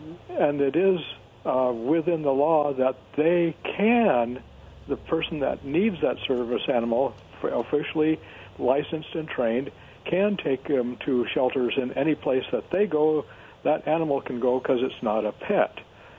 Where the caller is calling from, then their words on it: Kennewick, Washington, United States; It's … from Kennewick.